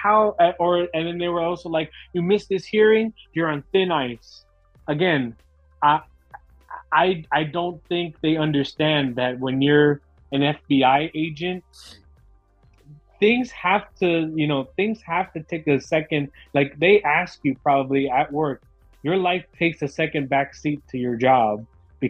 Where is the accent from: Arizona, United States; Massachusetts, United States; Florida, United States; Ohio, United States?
Florida, United States; Miami; I grew up in Miami